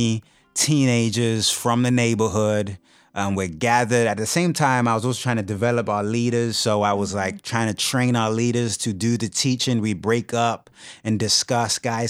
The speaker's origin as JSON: {"language": "English", "country": "United Kingdom", "moved": "as an adult", "lives_now": "Kansas City, United States", "said": "originally from the UK. Moved to the States in 2005."}